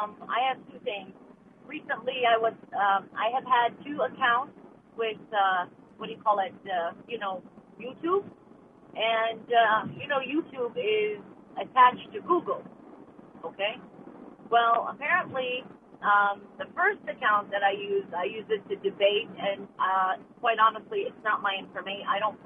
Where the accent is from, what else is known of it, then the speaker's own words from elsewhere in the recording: Chicago, Illinois, United States; born there; from Chicago. I was born there.